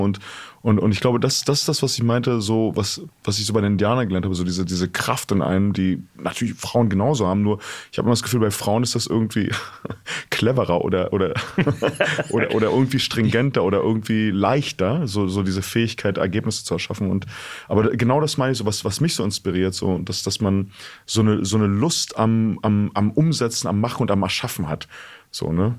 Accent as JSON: {"language": "German", "region": "East Germany", "country": "Germany", "tie": "born or raised there", "said": "Ich bin in der DDR aufgewachsen"}